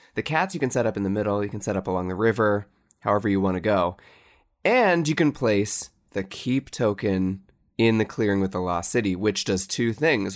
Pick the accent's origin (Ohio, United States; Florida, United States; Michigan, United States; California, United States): Ohio, United States; Cincinnati; in Cincinnati, my hometown